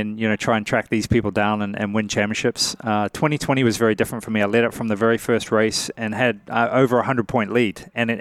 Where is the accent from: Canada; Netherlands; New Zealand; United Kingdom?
New Zealand; moved away; I'm a guy from New Zealand, man, very far away from here, small country of 4 or 5 million people